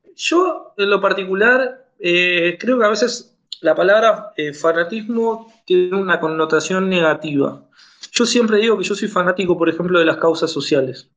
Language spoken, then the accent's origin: Spanish; Argentina; soy de Argentina, abogado